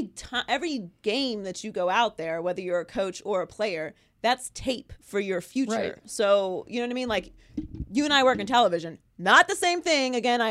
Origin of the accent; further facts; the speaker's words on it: Pittsburgh, Pennsylvania, United States; also born or lived in Miami; I'm from Pittsburgh